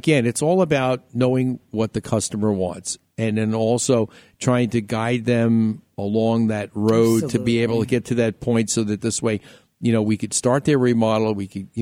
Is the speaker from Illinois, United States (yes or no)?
no; New York, United States; moved away; growing up in New York.